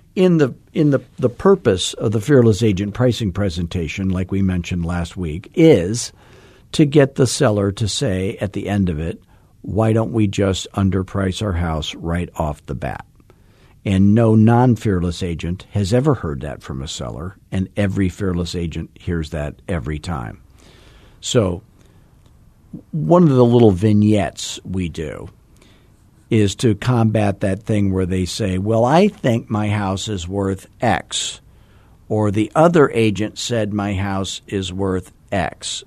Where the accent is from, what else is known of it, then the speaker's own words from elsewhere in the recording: Arizona, United States; 'cause I'm from Arizona.